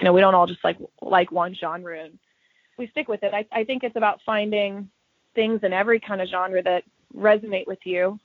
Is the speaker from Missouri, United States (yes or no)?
yes; Kansas City, Missouri, United States; growing up in Kansas City